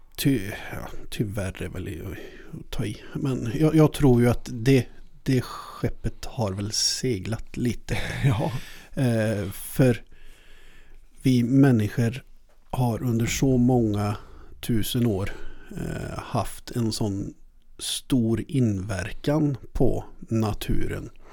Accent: between Halleberg and Hunneberg, Västra Götaland, Sweden; jag är uppvuxen mellan eh, Halle och Hunneberg

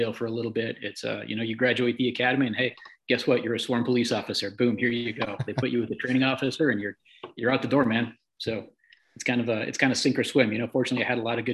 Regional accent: Midwest, United States; now in California, United States; I grew up in the Midwest

